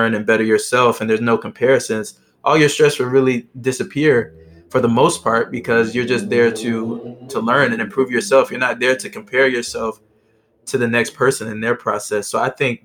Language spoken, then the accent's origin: English; Georgia, United States; moved away as an adult; now in Philadelphia, United States; I'm from Georgia, so I was far from home